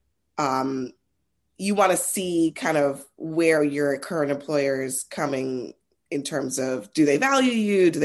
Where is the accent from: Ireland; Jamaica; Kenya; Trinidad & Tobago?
Trinidad & Tobago; I'm Trinidadian.